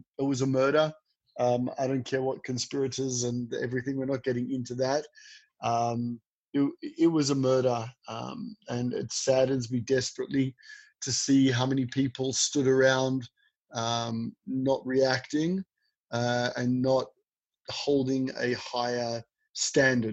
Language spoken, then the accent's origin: English; Australia; now in Israel; I grew up in Australia.